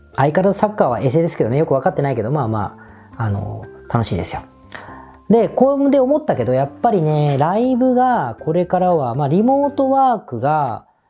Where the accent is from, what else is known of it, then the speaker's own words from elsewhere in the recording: Kawasaki, Kanagawa, Japan; 僕地元の川崎なんですが、神奈川のね